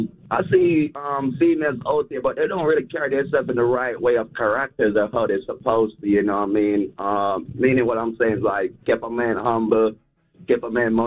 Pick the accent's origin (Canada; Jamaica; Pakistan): Jamaica; Kingston; Because, you know, I'm from Kingston, Jamaica. So, you know what I mean? I'm a global person.